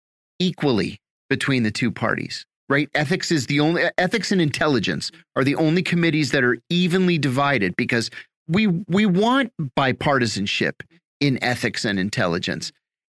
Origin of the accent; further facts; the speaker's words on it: Pennsylvania, United States; Pennsylvania, my home state